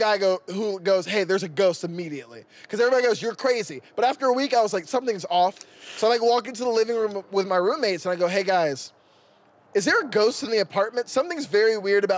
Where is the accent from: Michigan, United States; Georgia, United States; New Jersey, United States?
Georgia, United States; I'm from Georgia